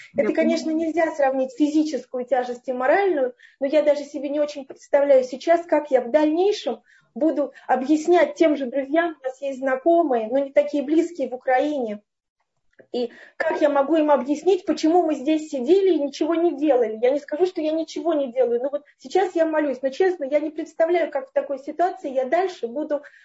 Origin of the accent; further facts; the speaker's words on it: Moscow, Russia; Я вообще из Москвы